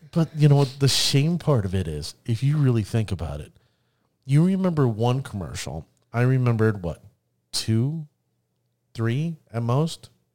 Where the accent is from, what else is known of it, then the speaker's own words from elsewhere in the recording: Orlando, Florida, United States; Me being born and raised in Orlando, Florida